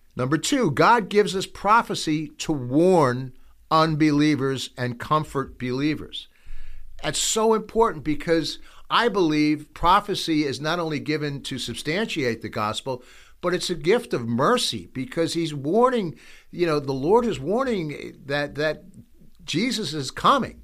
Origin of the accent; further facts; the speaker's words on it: United States; as an American